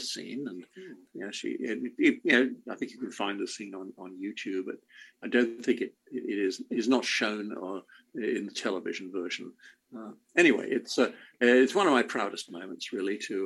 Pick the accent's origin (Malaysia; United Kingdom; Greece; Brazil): United Kingdom; England; I grew up in England